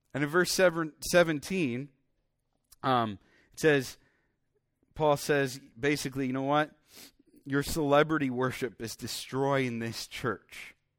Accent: Iowa, United States; also born or lived in Minnesota; I grew up in Iowa

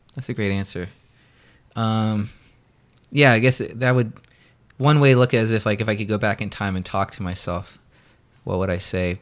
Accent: Daytona Beach, Florida, United States; also born or lived in Orlando, Florida / Los Angeles; Daytona Beach, where I pretty much grew up until I was eighteen

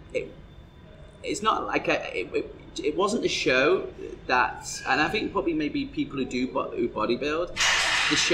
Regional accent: North West England, United Kingdom; now in Dubai, United Arab Emirates; the town that I come from is also a very bodybuilding type town. You know, in the northwest of England

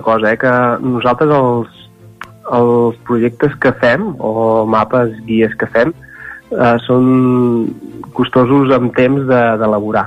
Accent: Santa Maria d'Oló, Catalonia, Spain; jo sóc del Moianès, per tant, uh, i, i, i de Santa Maria d'Oló.

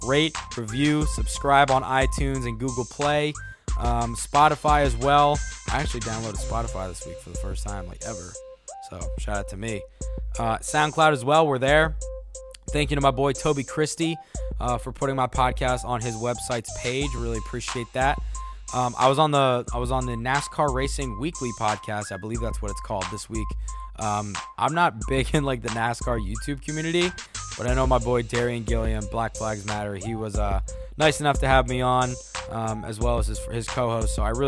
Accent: Washington metropolitan area, United States; growing up in the Metro DC area as a Jewish kid and in like a Jewish neighborhood, not that many short tracks around me.

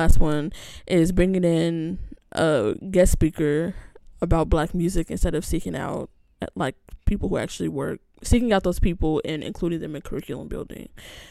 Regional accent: Upland, California, United States; But people, I know people say it because if you say, oh, I'm from Upland, it's like, mm-hmm, girl, where is that? It's like 45 minutes outside of LA.

